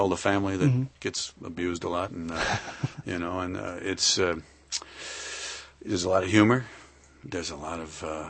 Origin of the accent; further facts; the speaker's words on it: Lansing, Michigan, United States; I'm from Lansing.